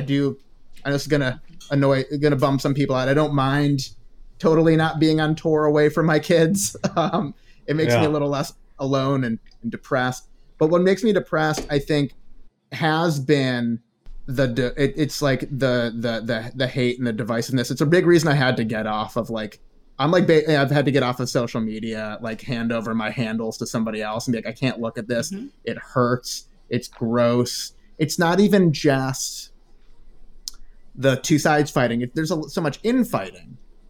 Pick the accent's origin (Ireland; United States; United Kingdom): United States; Ohio; also born or lived in Chicago; like growing up in the Midwest, it's the same thing. Like before my family became upper middle class in Chicago, living in Ohio and just being regular middle class, being in a rural place